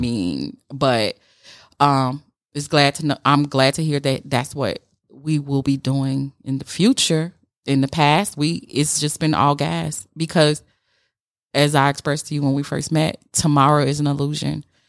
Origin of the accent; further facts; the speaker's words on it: Chicago, Illinois, United States; we're both from Chicago, but I grew up without a daddy and a projects